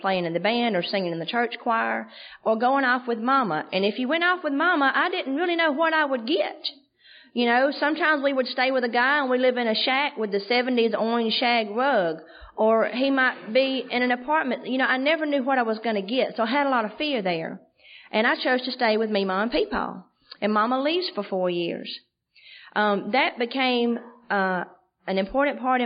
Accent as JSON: {"language": "English", "town": "Andalusia", "region": "Alabama", "country": "United States", "tie": "born or raised there", "said": "Andalusia's my hometown. It's a little bitty town, South Alabama"}